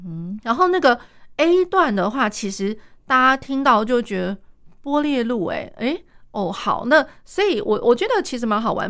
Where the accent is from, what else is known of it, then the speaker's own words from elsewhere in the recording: Taiwan; 我们台湾这边的话